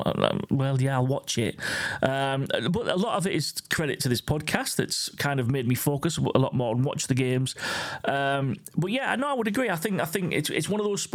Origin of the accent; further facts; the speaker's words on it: England, United Kingdom; as an Englishman